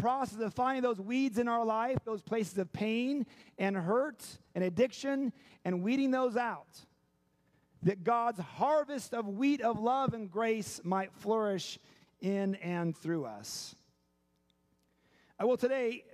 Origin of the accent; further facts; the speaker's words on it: Seattle, Washington, United States; moved away; also born or lived in Chicago; I had the privilege of growing up in Seattle.